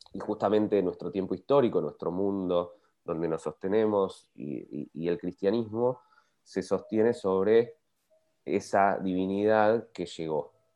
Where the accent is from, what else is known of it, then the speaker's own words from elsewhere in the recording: Bariloche, Río Negro, Argentina; yo crecí en Bariloche